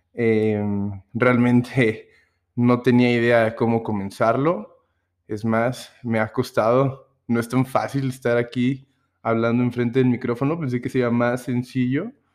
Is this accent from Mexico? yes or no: yes; Mexico City, Mexico; now in Puebla, Mexico; soy eh, originario del Distrito Federal, de la ahora Ciudad de México, pero pues ya tengo bastante tiempo aquí en el estado de, Puebla, aquí, eh, aquí radico actualmente